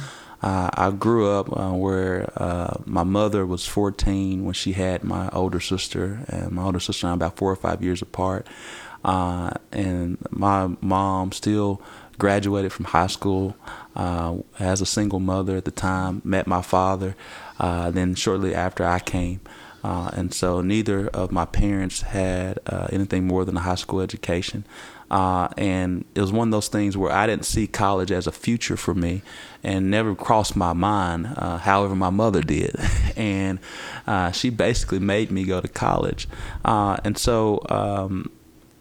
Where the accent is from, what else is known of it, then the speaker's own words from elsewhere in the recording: Little Rock, Arkansas, United States; I decided to remain in my hometown area of the city